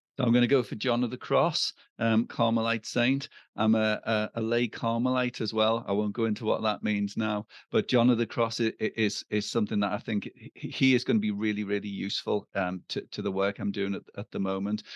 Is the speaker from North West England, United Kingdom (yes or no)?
yes; Liverpool, North West England, United Kingdom; I'm from Liverpool